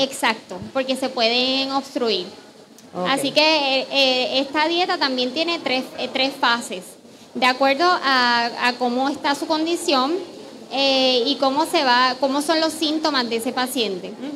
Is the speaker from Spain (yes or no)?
no; Puerto Rico; lo que somos los puertorriqueños